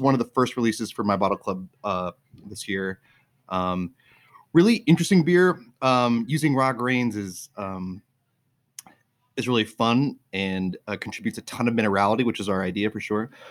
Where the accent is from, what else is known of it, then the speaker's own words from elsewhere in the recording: Gig Harbor, Washington, United States; moved away as an adult; also born or lived in New York City; I grew up in, um, in, like, the Tacoma Gig Harbor area. Went to Gig Harbor High School